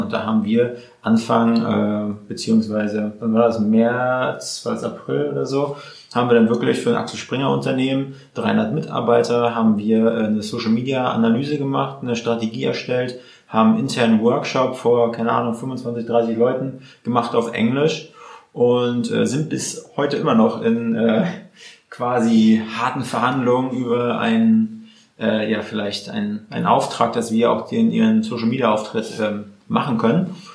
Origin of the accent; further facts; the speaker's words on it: Mecklenburg-Vorpommern, Germany; now in Berlin, Germany; wir sind ja Mecklenburger Jungs